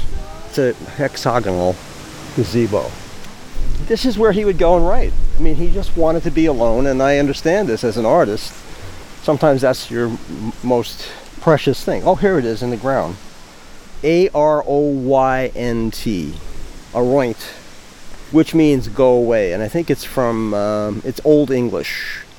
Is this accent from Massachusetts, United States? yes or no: no; Long Island, New York, United States; I am 70 years old. I'm an artist. I grew up on Long Island. I've lived in Sag Harbor for 28 years, and I love it here.